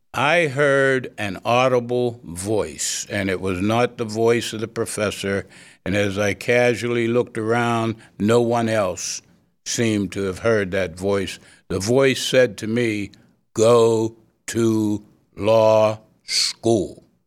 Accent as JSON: {"language": "English", "town": "Beaver Falls", "region": "Pennsylvania", "country": "United States", "tie": "born or raised there", "said": "I grew up in the portion of Beaver Falls, uh, known as Mount Washington"}